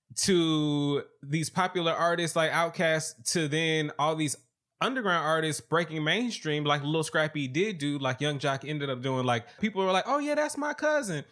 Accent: the South, United States; I'm from the South

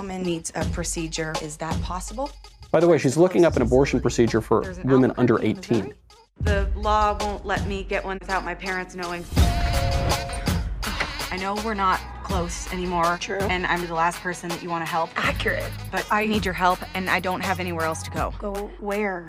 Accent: New York, United States; now in Los Angeles, United States; I'm American, I'm a uh, New York original, I live

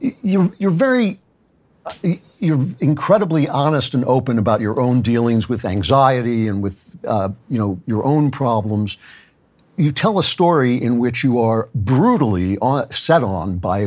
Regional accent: Great Neck, New York, United States; I grew up in Great Neck

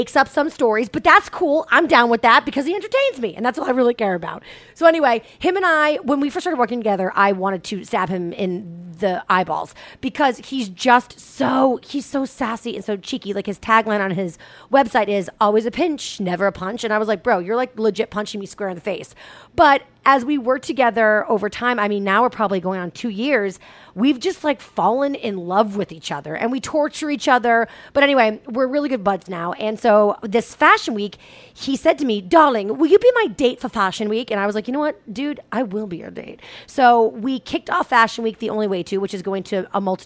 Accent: Boston, Massachusetts, United States; born or raised there; moved away

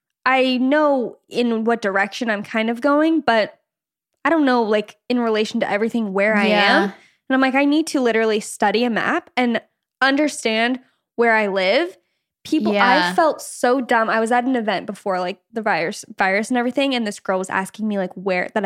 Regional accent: Canada; I'm Canadian. My stepdad is Canadian. No blood relation there, but we'll take it.

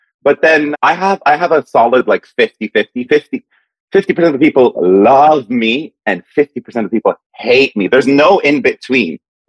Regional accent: Dubai, United Arab Emirates; born there; also born or lived in Saudi Arabia; I was born in Dubai.

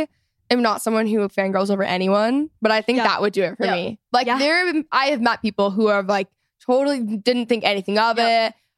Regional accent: Texas, United States; I'm also from Texas

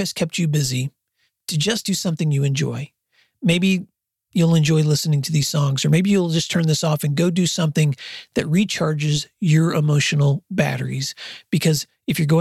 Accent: West Tennessee, United States; moved away as an adult; now in Oklahoma, United States; I grew up in West Tennessee, and I have spent most of my adult life in Oklahoma

